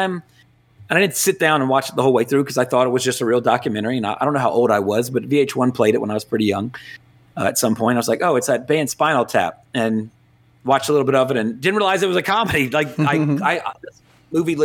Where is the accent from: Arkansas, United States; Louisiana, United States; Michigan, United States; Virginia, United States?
Louisiana, United States; my hometown and, of course, where you're at right now, Jesse, in Baton Rouge in Louisiana